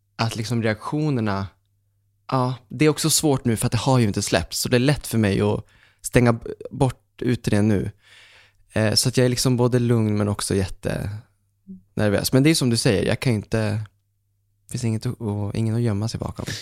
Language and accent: Swedish; Umeå, Västerbotten County, Sweden; also born or lived in Fredhäll, Stockholm; now in Stockholm, Sweden; jag var hemma i Umeå minns jag och så satt jag hemma med pappa